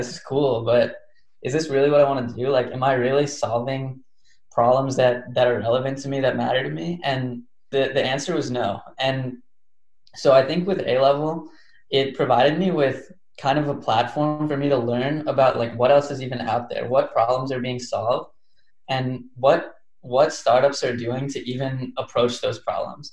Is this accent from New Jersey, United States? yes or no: yes; near Princeton, New Jersey, United States; moved away as an adult; also born or lived in Baltimore, Maryland; I grew up near Princeton.